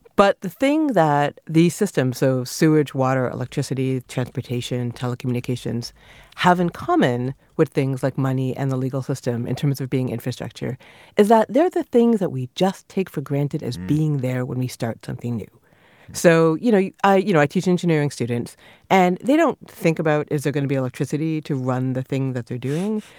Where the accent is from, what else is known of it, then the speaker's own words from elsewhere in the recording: Canada; a small child growing up in Canada